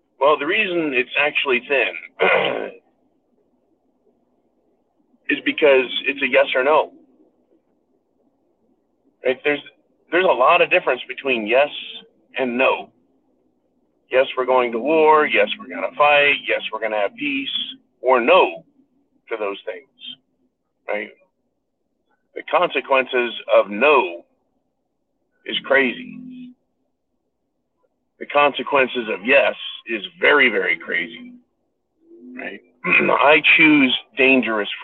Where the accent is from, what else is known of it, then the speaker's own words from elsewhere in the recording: rural Northern California, United States; I was back in my home state, my home county in California, rural Northern California